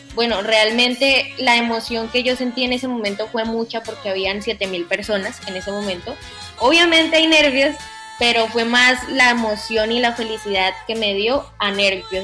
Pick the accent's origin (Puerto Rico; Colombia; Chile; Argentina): Colombia; Manzanares, Caldas; born or raised there; now in Melgar, Colombia